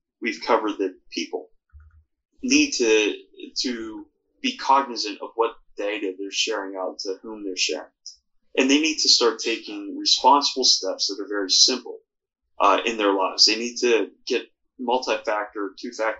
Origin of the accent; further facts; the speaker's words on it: Pittsburgh, Pennsylvania, United States; where I grew up in Pittsburgh